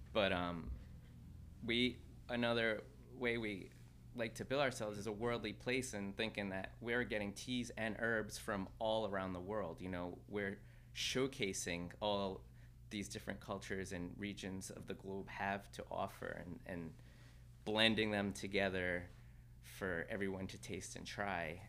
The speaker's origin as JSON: {"language": "English", "country": "Mexico", "tie": "born or raised there", "moved": "yes", "said": "I grew up in Mexico I was born there and raised there"}